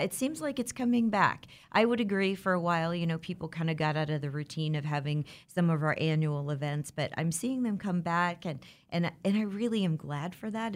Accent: Le Mars, Iowa, United States; now in Wichita, United States; I'm originally from Iowa. I was born and raised in a small town

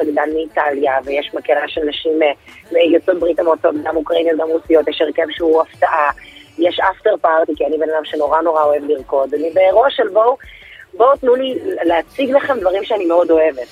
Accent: Bnei Brak, Tel Aviv District, Israel; לשכונה שגדלתי בה, לפרדס כץ

